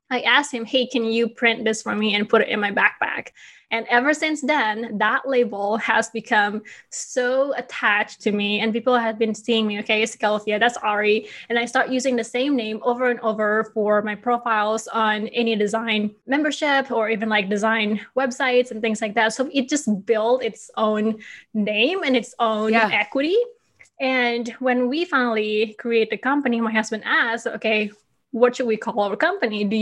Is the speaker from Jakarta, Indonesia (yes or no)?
no; Bali, Indonesia; now in Chicago, United States; But the idea is that my husband and I were thinking, okay, I am from Bali.